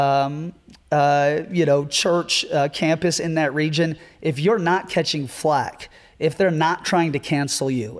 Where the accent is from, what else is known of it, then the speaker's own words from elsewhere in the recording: Seattle, Washington, United States; But I originally grew up in Seattle. I was born and raised in Ballard